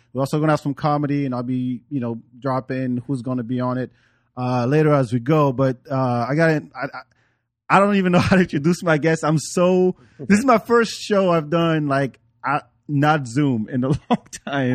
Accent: France; moved away; also born or lived in Africa; growing up in France, I didn't grow up in the, in the hood

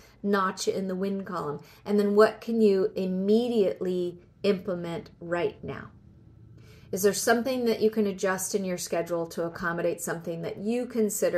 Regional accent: Southern California, United States; moved away; I'm originally from Southern California

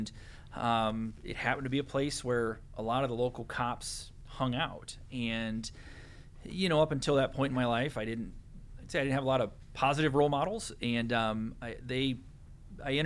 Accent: Downey, Iowa, United States; I actually grew up in rural Cedar County in the little town of Downey

